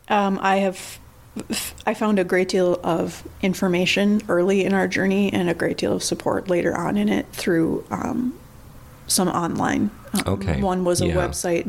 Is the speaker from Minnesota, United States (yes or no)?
yes; Coon Rapids, Minnesota, United States; I was from Coon Rapids